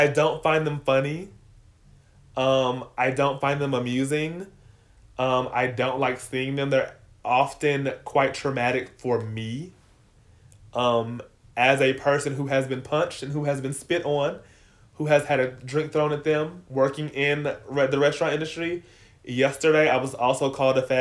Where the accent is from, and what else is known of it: Florida, United States; born or raised there; moved away